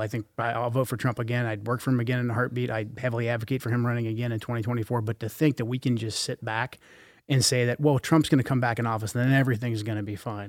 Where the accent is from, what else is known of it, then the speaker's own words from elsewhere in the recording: Portland, Oregon, United States; growing up in Portland in the eighties and the nineties